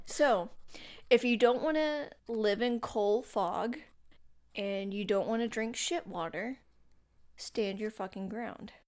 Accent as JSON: {"language": "English", "region": "North Carolina", "country": "United States", "said": "I'm from North Carolina"}